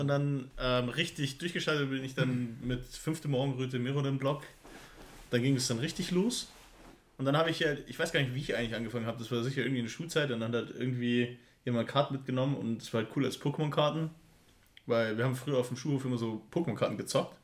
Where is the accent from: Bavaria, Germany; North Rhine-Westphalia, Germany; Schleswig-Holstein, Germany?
Bavaria, Germany; Pfaffenhofen; ich komm aus Pfaffenhofen